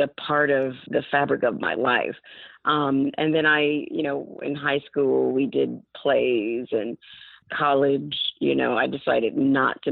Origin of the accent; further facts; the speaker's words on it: Montgomery, Alabama, United States; moved away as an adult; I am from Montgomery